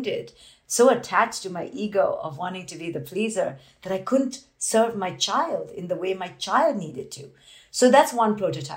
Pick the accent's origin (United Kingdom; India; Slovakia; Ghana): India; I grew up in India as this Indian woman